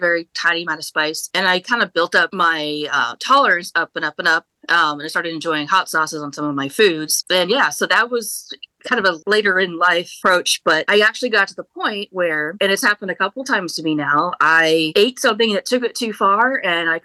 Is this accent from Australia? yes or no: no; Indiana, United States; moved away as an adult; now in Raleigh, United States; I grew up in Indiana, very, very rural area where it's meat and potatoes and black pepper is too spicy.